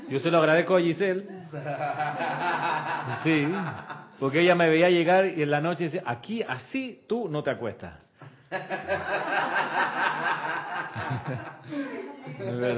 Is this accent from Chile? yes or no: yes; Chile; now in Panama; Eso pasa mucho con los extranjeros. Me pasó a mí cuando vine de Chile, acá a Panamá. Yo venía con el hábito de Chile que es bañarse rapidito, porque el agua es fría.